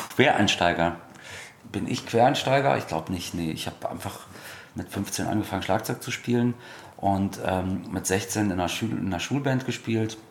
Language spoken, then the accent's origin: German; Germany; Als Deutscher